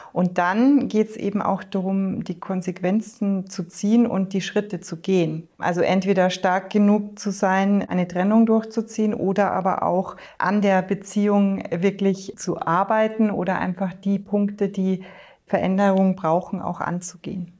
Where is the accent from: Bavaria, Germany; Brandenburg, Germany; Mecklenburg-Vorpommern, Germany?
Bavaria, Germany; north of Munich; ich bin im Norden Münchens aufgewachsen, in einem Hotel